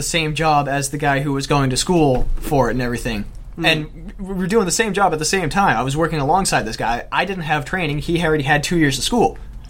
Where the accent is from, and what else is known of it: Canada